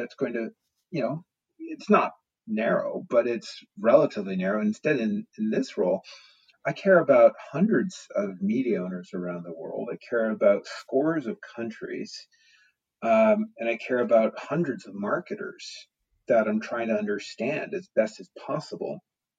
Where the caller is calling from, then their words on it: Portland, Oregon, United States; I am here live from Portland, Oregon, where I've been in lockdown for, well, about the same time as you all have in the UK.